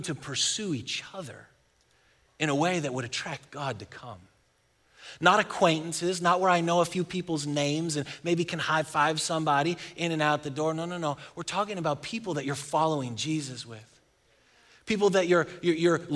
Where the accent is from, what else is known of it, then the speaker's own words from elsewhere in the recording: Buffalo, New York, United States; moved away as an adult; now in Texas, United States; I'm from Buffalo, and we've lived here in Texas for 15 years.